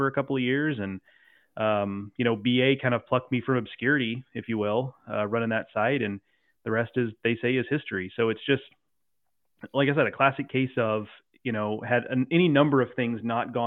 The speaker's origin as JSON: {"language": "English", "town": "Houston", "region": "Texas", "country": "United States", "tie": "born or raised there", "said": "I grew up in the Houston area"}